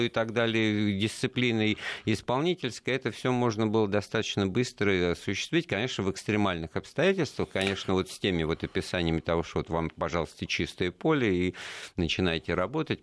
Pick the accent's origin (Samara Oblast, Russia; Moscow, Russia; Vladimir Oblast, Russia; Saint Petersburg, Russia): Moscow, Russia; мы вот как коренные москвичи